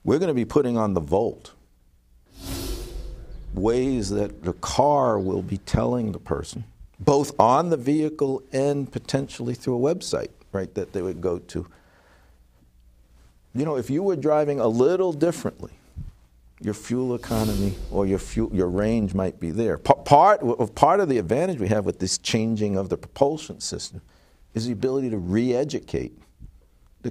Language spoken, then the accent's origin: English; New York City, New York, United States; now in Detroit, United States; I'm from New York City originally, before I moved to Motown. My nuclear family's still there